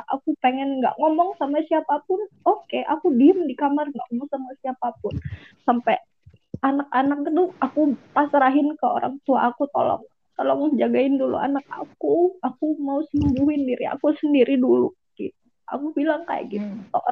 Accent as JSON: {"language": "Indonesian", "region": "Lampung", "country": "Indonesia", "tie": "born or raised there", "lives_now": "Bekasi, Indonesia", "said": "baru pulang dari balik kampung nih ke kampung aku di Lampung"}